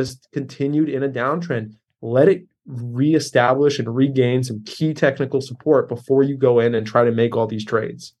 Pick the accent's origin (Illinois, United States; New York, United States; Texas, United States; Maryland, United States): Maryland, United States; Baltimore; I'm in Baltimore right now. I grew up in Baltimore